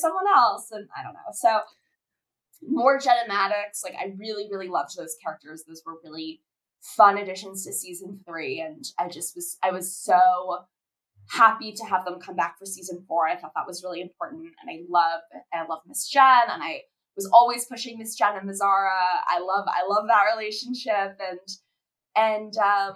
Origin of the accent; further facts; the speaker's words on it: South Florida, United States; we were, you know, Jewish girls growing up in South Florida